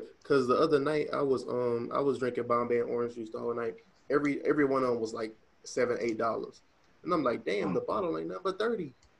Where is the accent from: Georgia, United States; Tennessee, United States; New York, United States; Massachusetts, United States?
Tennessee, United States; Memphis; now in Idaho, United States; I'm from Memphis.